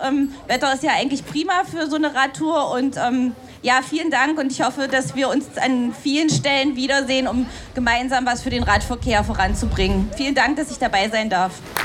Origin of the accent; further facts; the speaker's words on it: Dessau, Saxony-Anhalt, Germany; in Dessau, wo ich herkomme